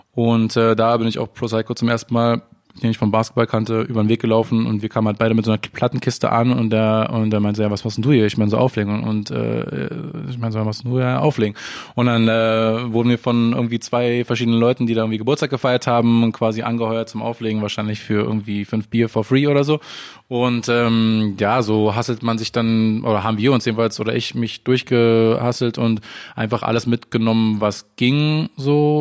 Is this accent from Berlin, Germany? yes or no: yes; Berlin, Germany; also born or lived in Amsterdam; ich bin in Berlin geboren, in der Stadt und auch in der Stadt aufgewachsen.